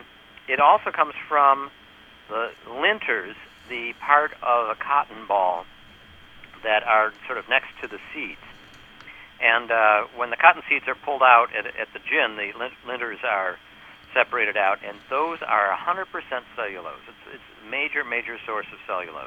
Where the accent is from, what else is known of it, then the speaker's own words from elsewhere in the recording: New York, United States; I'm from New York